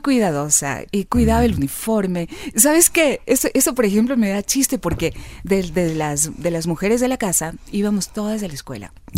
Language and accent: Spanish; Quito, Pichincha, Ecuador; Yo nací aquí en Quito